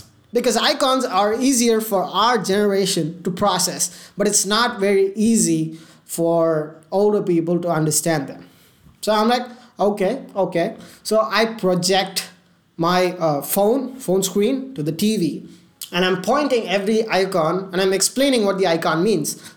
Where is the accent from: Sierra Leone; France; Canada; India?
India; I'm Indian